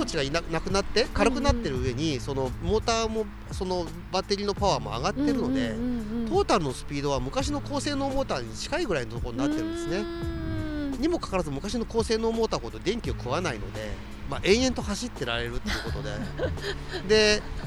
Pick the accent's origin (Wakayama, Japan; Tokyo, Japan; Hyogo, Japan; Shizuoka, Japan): Shizuoka, Japan; Numazu; moved away; 私の地元の沼津市